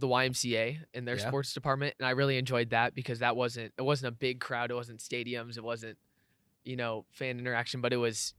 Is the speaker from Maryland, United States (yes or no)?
no; Houston, Texas, United States; I am from Houston, Texas.